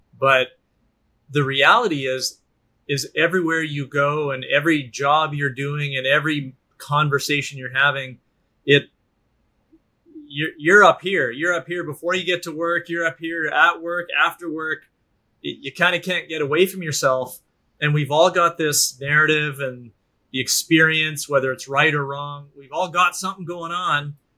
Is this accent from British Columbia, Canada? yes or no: no; Alberta, Canada; That's been the sector I grew up in Northern Alberta, in the oil and gas sector.